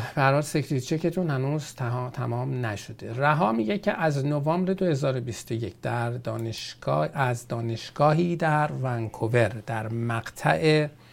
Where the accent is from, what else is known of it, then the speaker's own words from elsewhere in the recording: Iran; now in Canada; ما ایرانی هستیم